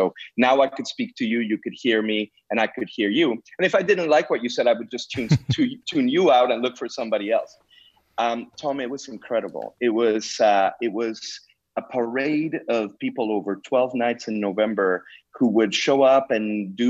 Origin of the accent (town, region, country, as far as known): Mexico; also born or lived in Canada